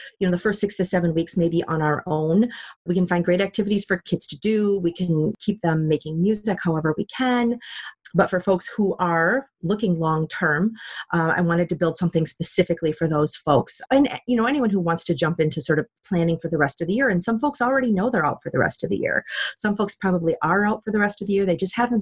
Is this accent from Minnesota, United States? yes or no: yes; Minnesota, United States; moved away; I'm from Minnesota originally